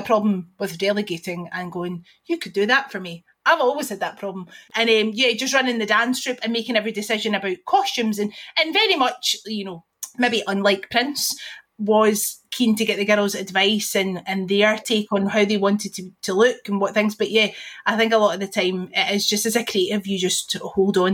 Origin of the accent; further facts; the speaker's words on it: Bellshill, Scotland, United Kingdom; I'm from Bell's Hill